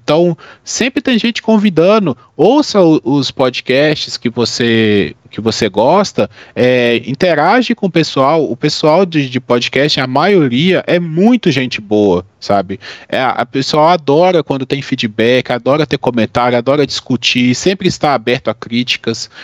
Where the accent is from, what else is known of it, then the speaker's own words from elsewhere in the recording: Minas Gerais, Brazil; also born or lived in Bahia; sou de Minas, eu morei dois anos na Bahia para fazer um mestrado